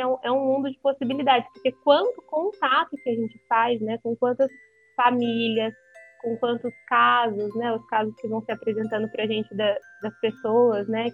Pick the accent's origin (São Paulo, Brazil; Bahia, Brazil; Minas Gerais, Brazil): São Paulo, Brazil; Ourinhos; eu sou de Ourinhos, né, interior de São Isso. Paulo